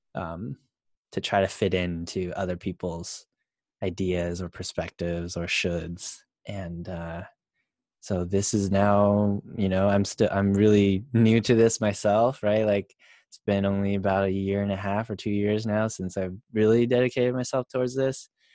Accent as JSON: {"language": "English", "country": "United States", "said": "being Asian American"}